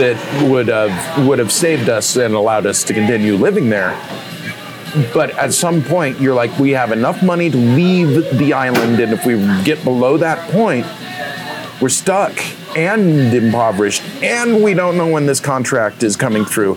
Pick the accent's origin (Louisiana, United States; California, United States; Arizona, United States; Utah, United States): Utah, United States; Murray; moved away as an adult; also born or lived in Montana; I grew up in Murray. We're at a bar in Murray here